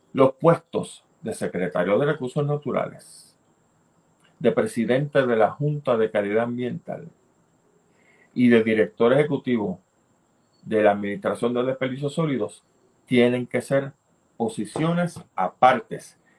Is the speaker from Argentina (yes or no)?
no; Puerto Rico; tenemos en Puerto Rico